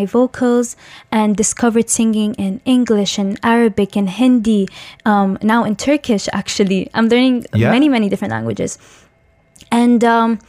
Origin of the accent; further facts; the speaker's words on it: Dubai, United Arab Emirates; also born or lived in Tajikistan; I'm originally from Tajikistan, but I've been raised in the UAE in Dubai my whole entire life